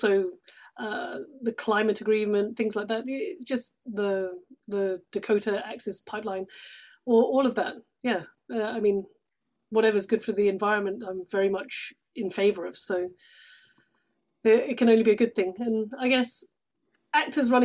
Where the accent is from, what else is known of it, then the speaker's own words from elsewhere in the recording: United Kingdom; accent: British; moved away as an adult; also born or lived in London / Sydney, Australia; now in Bay Area, United States; Just outside of London, but moved to London when I was 18 to do drama school